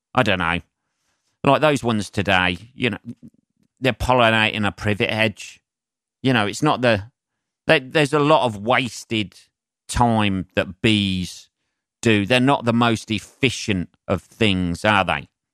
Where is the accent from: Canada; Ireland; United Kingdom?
United Kingdom; England; as an Englishman